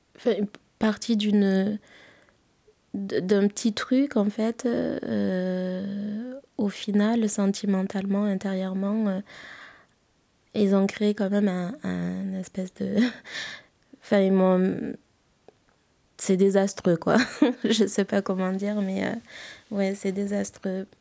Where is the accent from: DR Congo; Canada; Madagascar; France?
Madagascar; je suis malgache